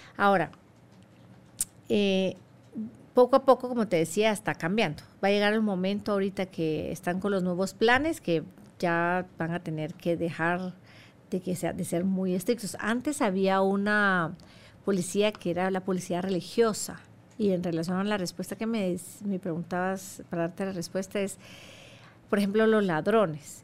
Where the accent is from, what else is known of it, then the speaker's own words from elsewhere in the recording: Guatemala; moved away as an adult; now in Saudi Arabia; yo soy de Guatemala